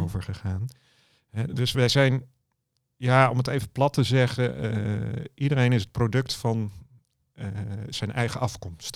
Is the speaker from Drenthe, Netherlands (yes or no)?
no; Dordrecht, South Holland, Netherlands; ik kom uit Dordrecht en mijn kantoor zit in Papendrecht, net over de rivier.